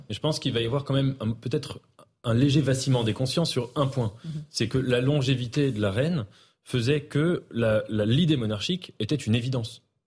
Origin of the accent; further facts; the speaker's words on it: France; en tant que Français